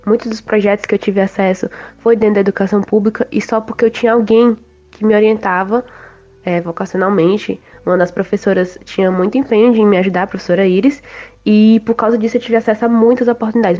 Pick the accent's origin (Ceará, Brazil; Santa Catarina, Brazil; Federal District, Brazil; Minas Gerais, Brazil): Ceará, Brazil; Fortaleza; sou daqui da cidade de Fortaleza, no Ceará